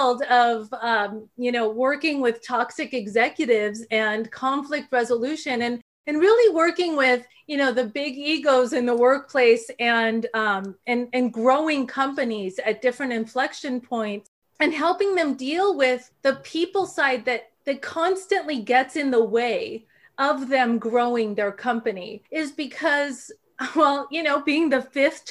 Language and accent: English; Mexico City, Mexico; I was actually born in Mexico City, the fifth of five girls.